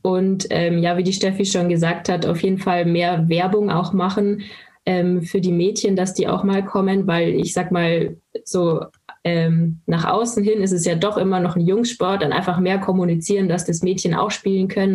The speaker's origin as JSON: {"language": "German", "town": "Landshut", "region": "Bavaria", "country": "Germany", "tie": "born or raised there", "said": "Ich komme aus Landshut und habe auch dort mit dem Eishockey angefangen"}